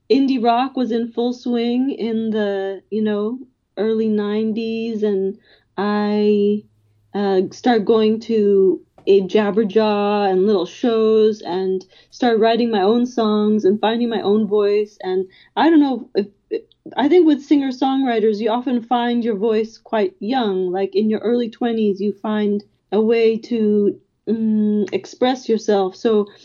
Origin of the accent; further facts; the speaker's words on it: Los Angeles, California, United States; I grew up in Silver Lake, and at that time it was a very artsy neighborhood.